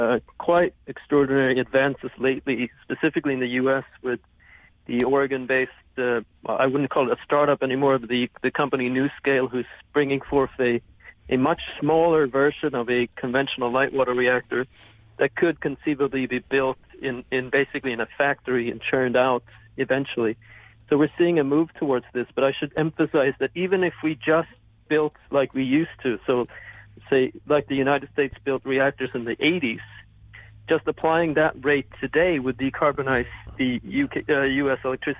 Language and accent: English; Sweden; Certainly, I grew up in Sweden, never hearing about that we had done anything spectacular at all about this.